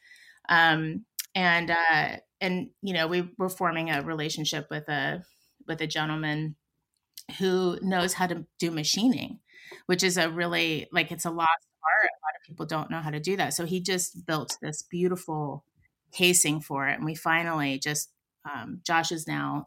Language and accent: English; Pittsburgh, Pennsylvania, United States; I come from Pittsburgh. I come from a steel mill family on my dad's side